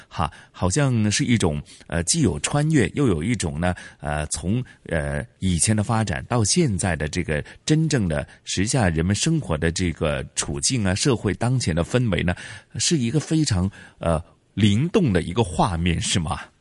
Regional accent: Hong Kong; 我们香港人

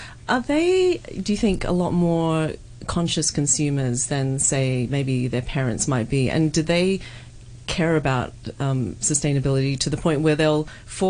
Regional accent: Australia; now in Hong Kong; I've been here 25 years and I grew up in Australia, where thrifting and secondhand shops are fantastic.

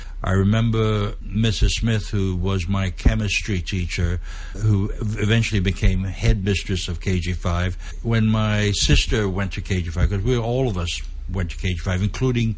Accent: Hong Kong; also born or lived in Mid-Levels, Hong Kong; I grew up in the North Point area

